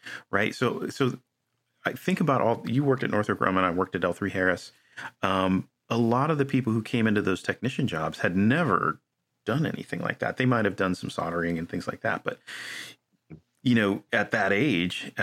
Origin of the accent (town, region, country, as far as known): United States